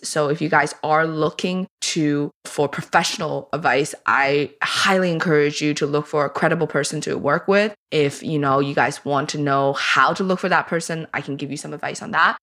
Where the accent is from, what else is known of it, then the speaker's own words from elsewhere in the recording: China; now in Canada; I grew up with scarcity in China.